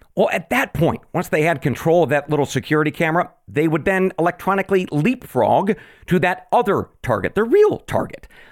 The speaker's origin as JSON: {"language": "English", "region": "Oregon", "country": "United States", "tie": "born or raised there", "said": "my home state of Oregon"}